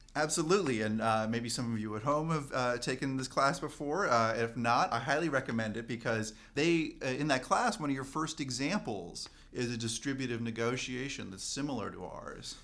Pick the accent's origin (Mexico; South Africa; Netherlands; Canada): Canada; as a Canadian